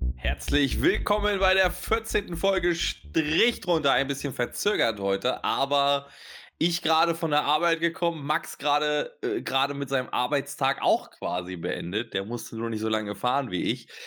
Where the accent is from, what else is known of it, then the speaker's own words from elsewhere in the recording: Germany; first language German; Ich bin ähm, halber Österreicher, halber Türke und geboren in Deutschland und ähm, beherrsche eigentlich nur die deutsche Sprache.